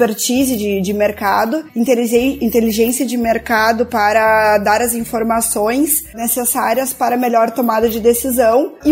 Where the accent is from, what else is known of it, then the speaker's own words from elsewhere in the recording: Pelotas, Rio Grande do Sul, Brazil; Nós somos de Pelotas, pertinho do Porto de Rio Grande, né? Estamos no Rio Grande do Sul